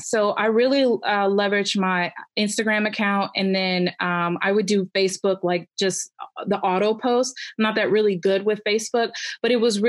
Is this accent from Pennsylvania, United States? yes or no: no; Cleveland, Ohio, United States; And then I'm originally from Cleveland, Ohio. So I work out of there too.